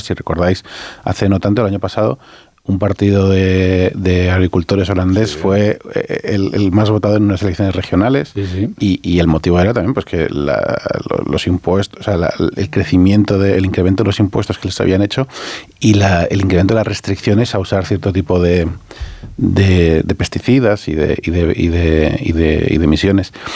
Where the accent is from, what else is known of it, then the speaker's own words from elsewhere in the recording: Mallorca, Balearic Islands, Spain; como mallorquín que soy